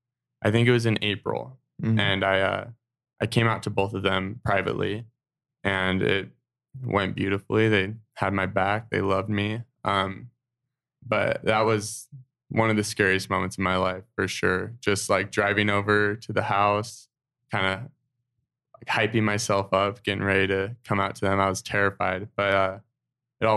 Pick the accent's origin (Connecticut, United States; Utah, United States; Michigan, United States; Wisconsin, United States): Utah, United States; Draper; growing up in Draper, Utah, having like only LDS friends